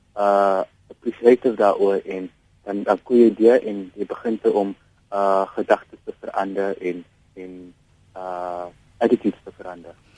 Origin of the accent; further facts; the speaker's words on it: South Africa; also born or lived in Mitchells Plain; as 'n jong Suid-Afrikaner, as 'n baie dankbare Suid-Afrikaner